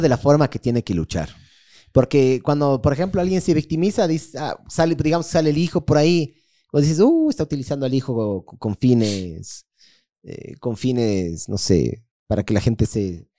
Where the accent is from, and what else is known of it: Ecuador